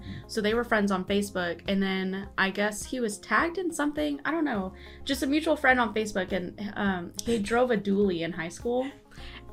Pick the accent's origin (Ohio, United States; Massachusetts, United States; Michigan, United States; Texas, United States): Texas, United States; Kyle; also born or lived in Canyon Lake, Texas; I grew up in Kyle, Texas, but I graduated from Canyon Lake High School.